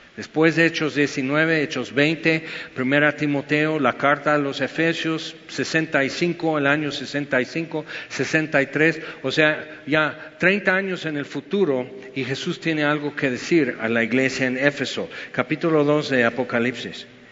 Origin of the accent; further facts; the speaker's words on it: United States; Spanish is a second language; now in Mexico; soy gringo, porque soy güero